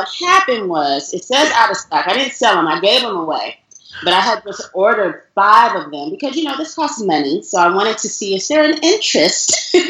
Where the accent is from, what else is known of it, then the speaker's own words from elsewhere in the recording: Nigeria; clearly I'm Nigerian, I'm African, so tribe, native language, all of those things are, you know, just a part of who I am.